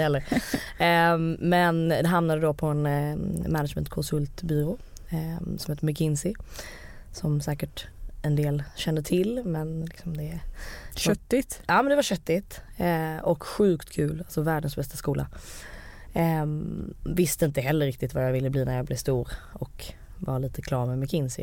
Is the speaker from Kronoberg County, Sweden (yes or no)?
no; Malmö, Skåne, Sweden; moved away as an adult; also born or lived in United States; Jag kommer ju från Malmö med två naturvetarföräldrar